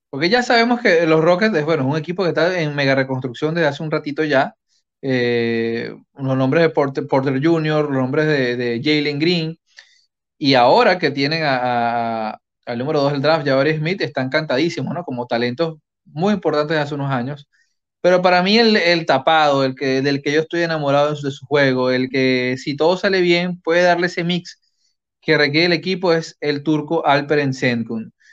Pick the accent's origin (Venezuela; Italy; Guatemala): Venezuela; Maturín, Monagas; ¡De mi tierra. Saludos, Wilfred. Tienes un paisano, un paisano apoyando al